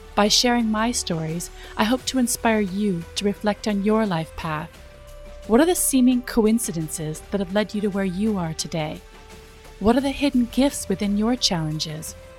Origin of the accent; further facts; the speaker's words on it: Minnesota, United States; moved away as an adult; also born or lived in California; I was from Minnesota